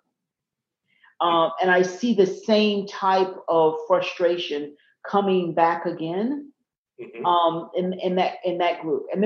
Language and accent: English; the South, United States; I grew up in the South, and as I mentioned, in a small town